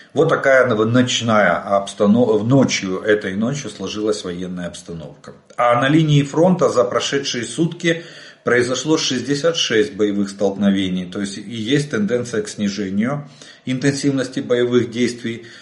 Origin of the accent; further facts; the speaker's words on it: Ukraine; мы из Украины.